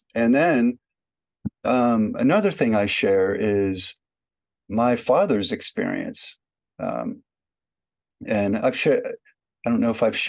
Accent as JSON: {"language": "English", "country": "Germany", "tie": "born there", "said": "And so I was born in Germany during that time."}